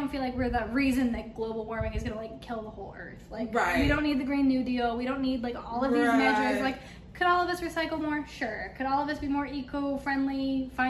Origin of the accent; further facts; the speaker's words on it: New Mexico, United States; I grew up in New Mexico